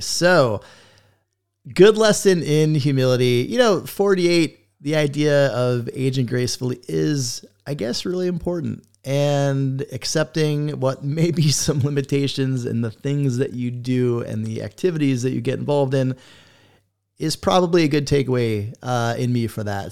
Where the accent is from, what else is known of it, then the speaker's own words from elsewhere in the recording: South Florida, United States; I grew up skating in South Florida